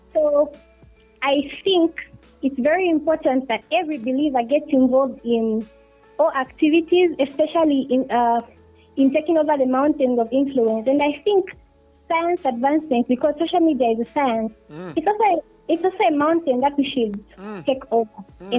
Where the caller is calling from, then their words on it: Matero, Lusaka Province, Zambia; I'm calling from Matero.